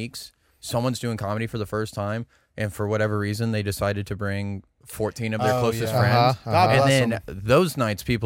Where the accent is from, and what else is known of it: Katy, Texas, United States; born or raised there; moved away as an adult; also born or lived in San Marcos, Texas; now in Austin, United States